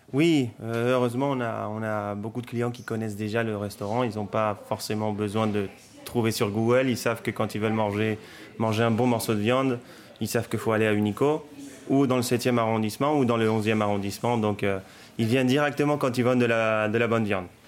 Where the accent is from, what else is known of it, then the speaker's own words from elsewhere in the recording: Córdoba, Argentina; now in Paris, France; je suis de Cordoba